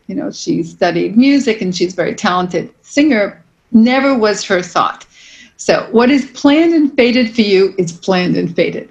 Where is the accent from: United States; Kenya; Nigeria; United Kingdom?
United States; New York City, New York; I'm born and raised in New York City